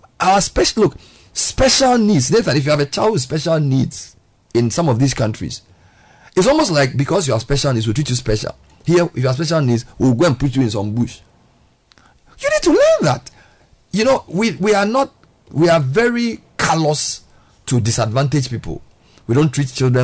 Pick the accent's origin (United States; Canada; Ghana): Ghana; I was the only Ghanaian. That's where I understood what it means to be an African. Because I was the only Ghanaian